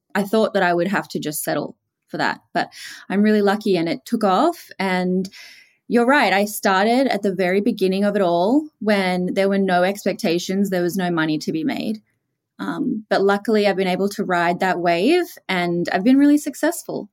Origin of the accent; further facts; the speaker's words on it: Australia; accent: Australian; Australian, as you can probably tell from my accent. So I grew up there and lived there for all my life, and I am from a small coastal town